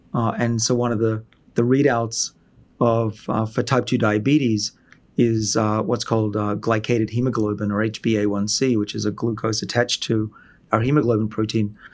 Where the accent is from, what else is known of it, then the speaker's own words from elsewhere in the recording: Australia; moved away; I'm from Australia originally, where everyone has free healthcare